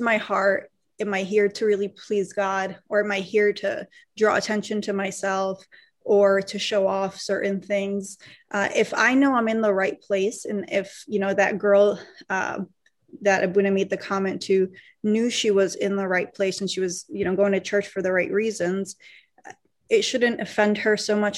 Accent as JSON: {"language": "English", "country": "United States", "tie": "born or raised there", "said": "I grew up mostly in America here"}